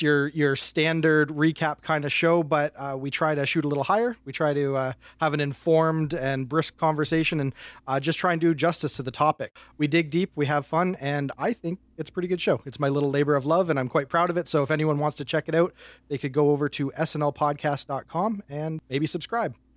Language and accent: English; Windsor, Ontario, Canada; I am from Windsor, Ontario, Canada, which is a suburb of Detroit, Michigan.